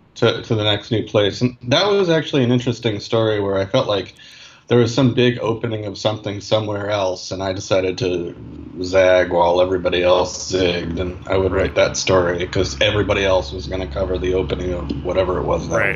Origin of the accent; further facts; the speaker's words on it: New York City, New York, United States; I grew up in Manhattan, uh, in New York City.